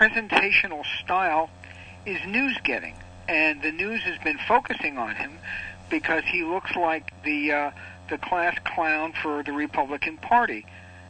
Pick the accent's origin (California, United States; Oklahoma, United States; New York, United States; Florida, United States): New York, United States; I'm from New York